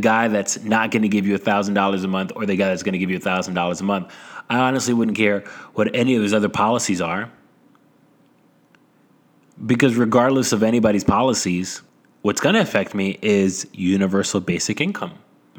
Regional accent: New York City, New York, United States; I'm from Brooklyn.

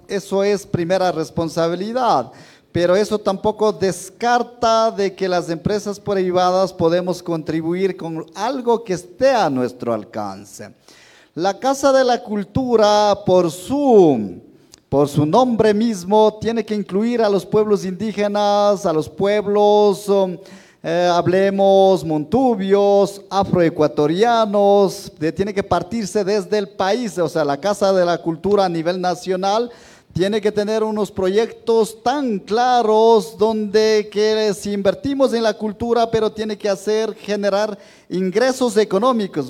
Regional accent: Ecuador; un señor terrateniente de mi tierra

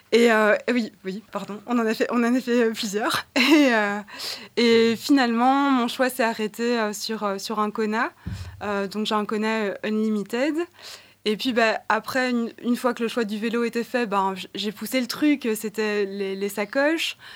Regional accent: Brussels, Brussels-Capital Region, Belgium; je suis née à Bruxelles

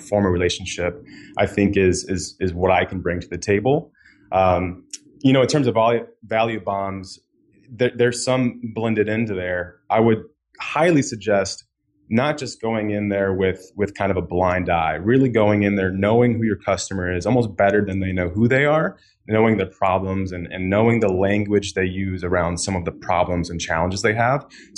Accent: Florida, United States; now in Chicago, United States

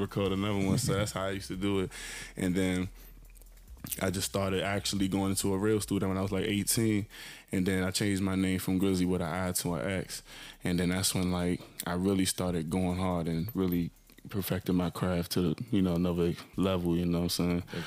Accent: Landover, Maryland, United States; I'm just from um, from Landover, Maryland. You know, PG County. You know, that's where I'm from.

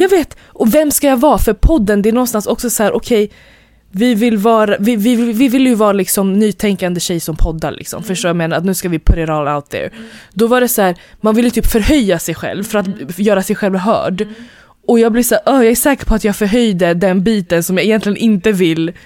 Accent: Stockholm, Stockholm County, Sweden; vi är ändå från Hässelby

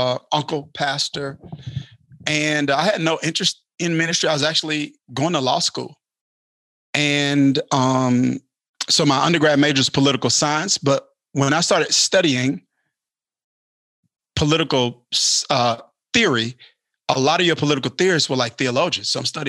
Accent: Kilmichael, Mississippi, United States; Kilmichael, Mississippi.

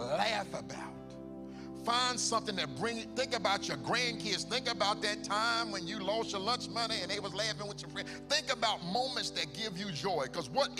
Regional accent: Charlotte, North Carolina, United States; my hometown

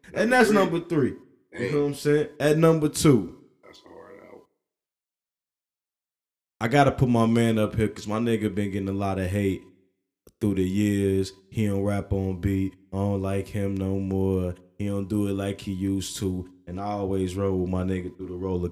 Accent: Gary, Indiana, United States; I'm from Gary

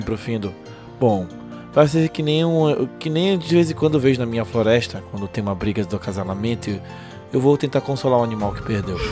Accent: North Region, Brazil; Eu, como bom nortenho

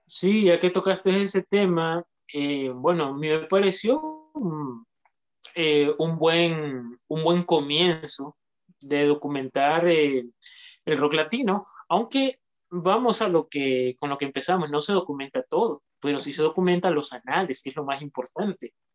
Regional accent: Honduras; aquí en mi país, en lo que es Honduras

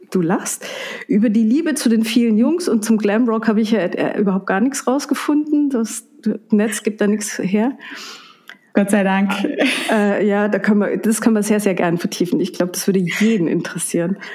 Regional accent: Reischach, Trentino-Alto Adige, Italy; geboren und aufgewachsen in Reischach bei Bruneck.

